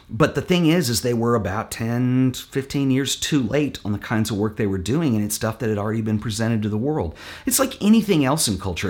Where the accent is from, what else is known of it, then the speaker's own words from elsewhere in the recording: Fort Worth, Texas, United States; my hometown in Fort Worth here